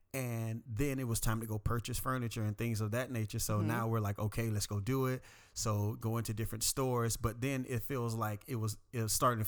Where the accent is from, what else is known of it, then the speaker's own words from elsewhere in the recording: Florida, United States; The only issue is I'm from South Florida, not country at all, very city.